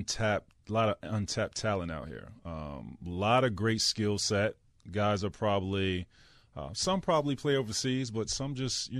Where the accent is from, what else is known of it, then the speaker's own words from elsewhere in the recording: Florida, United States; I grew up in Florida